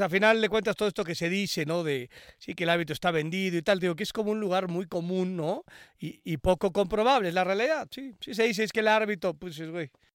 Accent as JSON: {"language": "Spanish", "country": "Mexico", "said": "como mexicanos y mexicanas"}